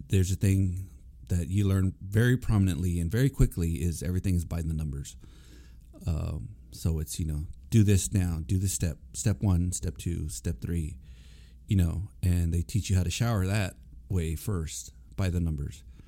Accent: Corpus Christi, Texas, United States; moved away as an adult; I was born and raised in Corpus Christi, Texas

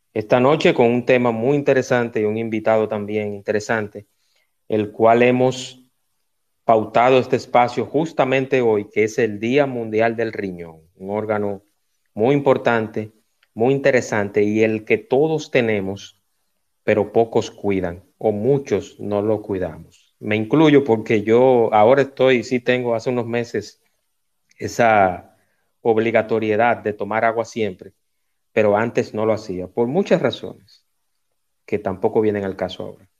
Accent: Dominican Republic; yo soy dominicano y vivo aquí

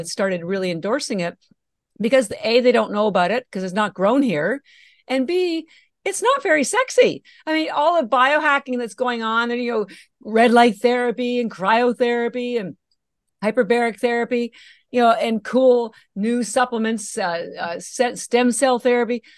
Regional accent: Canada; moved away as an adult; now in Boston, United States; I live in Boston, Massachusetts, although I'm Canadian and all my education was in Canada

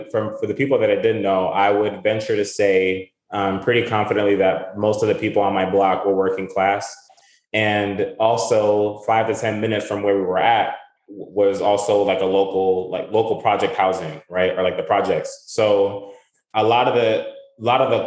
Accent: Providence, Rhode Island, United States; moved away as an adult; also born or lived in Kingston, Rhode Island; now in New Hampshire, United States; I grew up in Providence, Rhode Island. So not too far from New Hampshire, where I'm currently at.

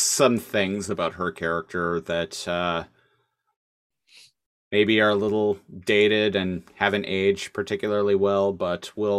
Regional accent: Australia; Meh, I'm Australian, see?

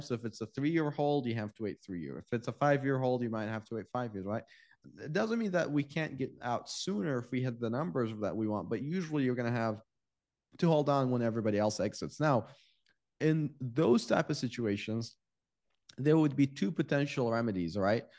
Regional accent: Iraq; now in United States; I'm from Iraq

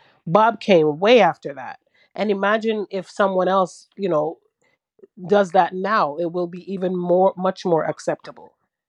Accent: Jamaica; I'm Jamaican. I'm Jamaican. I'm African. I'm a Garveyite.

